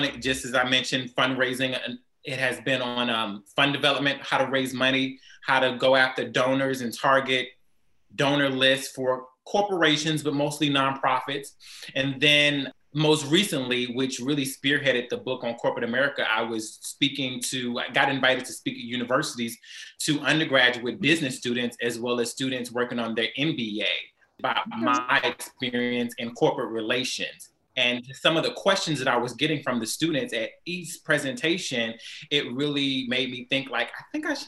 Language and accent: English; Houston, Texas, United States; also born or lived in New Orleans; I grew up here in Houston, Texas